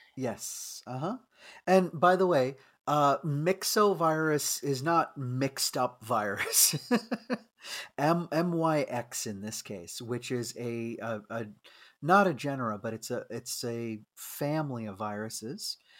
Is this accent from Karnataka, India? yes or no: yes; Bangalore, Karnataka, India; moved away; in my old, you know, uh, country of my origin. So not only just looking at, you know, my home state and city and everything of Bangalore